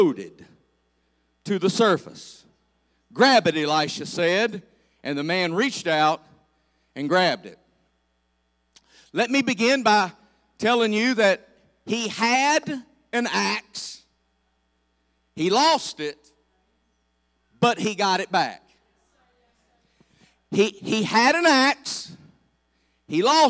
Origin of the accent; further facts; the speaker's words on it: United States; I grew up on the Bluestone River playing in the water.